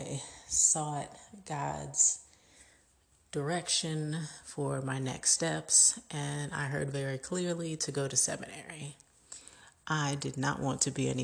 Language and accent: English; Richmond, Virginia, United States; also born or lived in Queens, New York; I grew up since the age of 3 in or just outside of Richmond, Virginia.